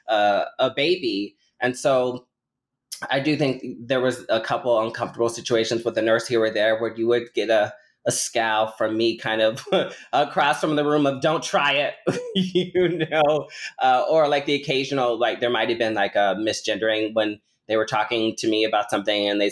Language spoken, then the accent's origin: English; Omaha, Nebraska, United States; now in Illinois, United States; I was born and raised in Omaha, Nebraska